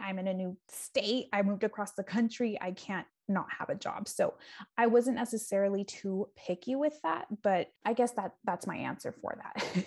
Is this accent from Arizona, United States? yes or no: no; San Diego, California, United States; moved away as an adult; also born or lived in Bay Area, California; now in Milwaukee, United States; I am from San Diego, California.